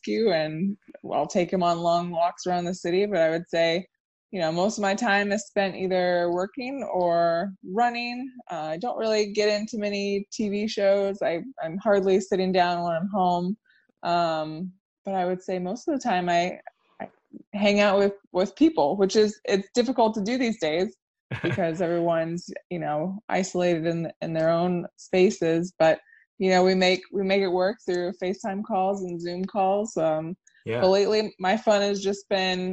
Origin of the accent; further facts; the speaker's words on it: Orlando, Florida, United States; moved away as an adult; also born or lived in Savannah, Georgia; now in Chicago, United States; I was born and raised in Orlando, and I lived there until I was 18.